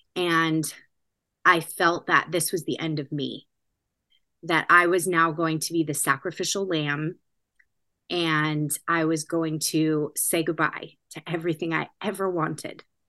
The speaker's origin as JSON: {"language": "English", "region": "California", "country": "United States", "tie": "born or raised there", "also_born_or_lived": "Washington State", "moved": "as an adult", "lives_now": "New Jersey, United States", "said": "I'm California, born and bred"}